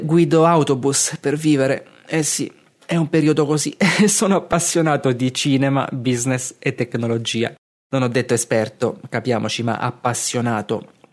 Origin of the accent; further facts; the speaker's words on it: Castel di Sangro, Abruzzo, Italy; moved away as an adult; now in Martigny, Switzerland; sono cresciuto a Castel di Sangro, in Abruzzo, e da quasi tre anni vivo a Martigny, in Svizzera